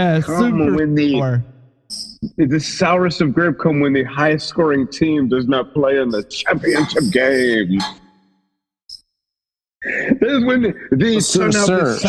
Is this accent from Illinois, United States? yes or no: no; Grand Rapids, Michigan, United States; I'm from Grand Rapids, Michigan.